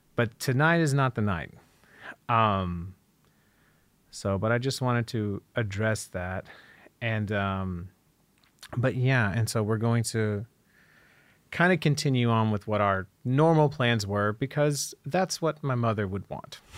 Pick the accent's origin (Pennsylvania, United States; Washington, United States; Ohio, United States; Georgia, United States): Ohio, United States; Dayton; I grew up in not just Dayton, but a small town outside of Dayton